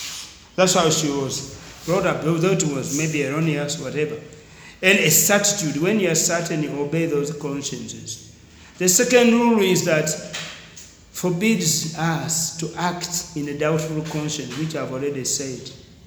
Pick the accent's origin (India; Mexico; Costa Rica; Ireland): India; Ah, in Uganda, sister, but I'm Indian, so Tamira.